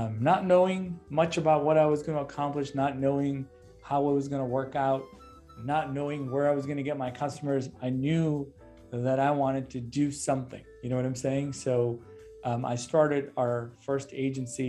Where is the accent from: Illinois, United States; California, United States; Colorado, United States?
Illinois, United States; Chicago; I'm a Chicagoan